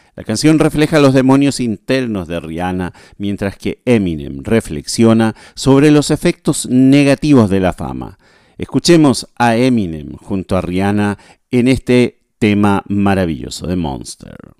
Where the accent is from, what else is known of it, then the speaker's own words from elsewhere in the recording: Chile; now in Asunción, Paraguay; soy chileno, vivo en, vivo en Paraguay